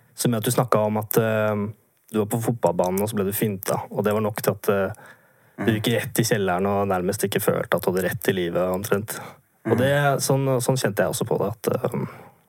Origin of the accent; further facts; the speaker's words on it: Vinterbro, Akershus, Norway; moved away as an adult; jeg er fra et sted litt utenfor Oslo som uh, heter Vinterbro